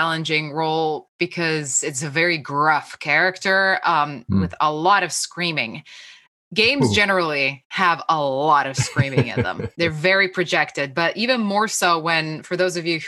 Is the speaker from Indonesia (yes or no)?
no; Slovenia; moved away; I'm from Slovenia originally.